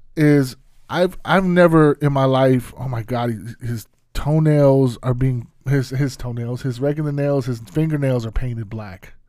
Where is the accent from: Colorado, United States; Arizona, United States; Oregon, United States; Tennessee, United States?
Arizona, United States; moved away; my hometown